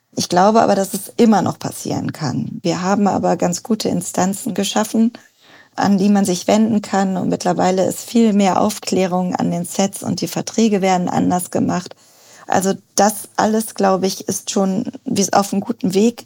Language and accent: German; North Rhine-Westphalia, Germany; moved away as an adult; also born or lived in Cologne / London / South Africa; now in Berlin, Germany; Ich bin in NRW aufgewachsen